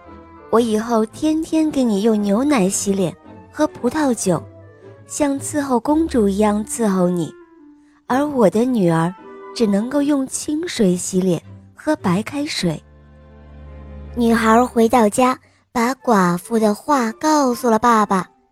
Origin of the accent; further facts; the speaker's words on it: Xi'an, Shaanxi, China; 我今年四岁了，我来自西安